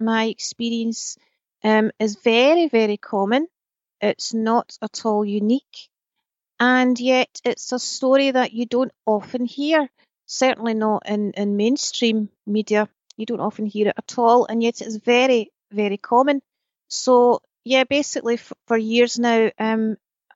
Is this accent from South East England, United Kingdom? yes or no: no; Scotland, United Kingdom; I was raised in Scotland.